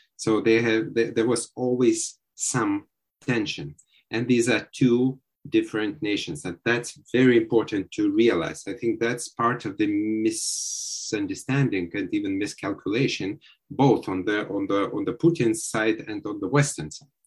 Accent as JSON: {"language": "English", "town": "Vilnius", "region": "Vilnius County", "country": "Lithuania", "moved": "as an adult", "lives_now": "Kyiv, Ukraine", "said": "originally I'm Lithuanian from Vilnius, but uh, for the last seven years, uh, we've been living in Kiev, Ukraine"}